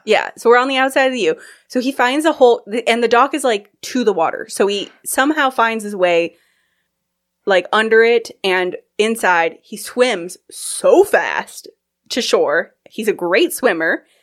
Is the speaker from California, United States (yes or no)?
yes; California, United States; moved away as an adult; also born or lived in Kirkland; I'm from California